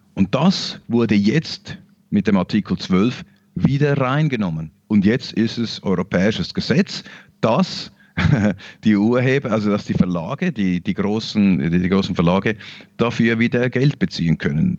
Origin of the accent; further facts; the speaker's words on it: Switzerland; Wir in der, in der Schweiz